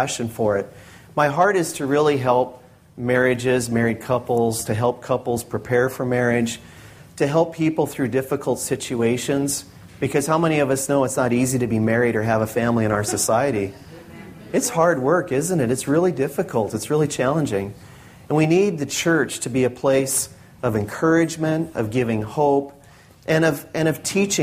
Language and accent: English; North Dakota, United States; now in Washington, United States; I was born and raised in North Dakota